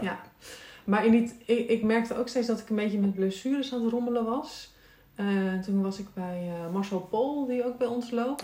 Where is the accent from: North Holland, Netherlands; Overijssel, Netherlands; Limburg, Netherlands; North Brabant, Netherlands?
North Holland, Netherlands; Texel; moved away; Tessel, waar ik vandaan kom en ben ik opgegroeid